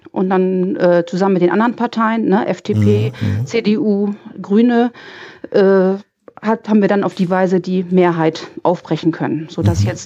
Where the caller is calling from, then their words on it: Lemwerder, Lower Saxony, Germany; Ich komme aus der Gegend von Bremen, ach, aus Speckgürkel